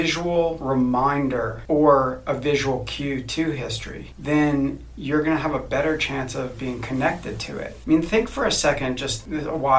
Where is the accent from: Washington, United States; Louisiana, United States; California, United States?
Louisiana, United States; New Orleans; moved away; also born or lived in Atlanta; growing up in New Orleans